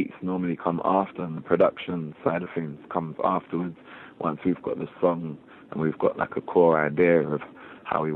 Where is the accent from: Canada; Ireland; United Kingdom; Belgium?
United Kingdom; London; We grew up in East London, and we were surrounded by so many different cultures